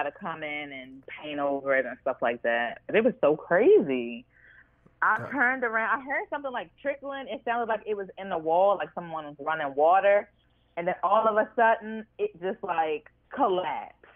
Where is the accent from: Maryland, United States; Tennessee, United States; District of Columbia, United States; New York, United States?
Maryland, United States; Baltimore; I am from Baltimore, born and raised